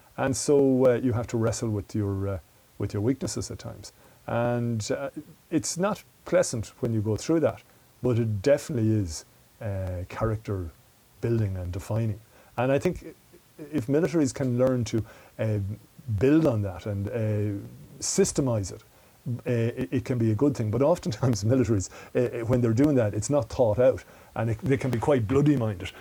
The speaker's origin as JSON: {"language": "English", "town": "Mullingar", "region": "Westmeath", "country": "Ireland", "tie": "born or raised there", "also_born_or_lived": "Galway", "said": "I moved then to Mullingar, back to, which was my hometown"}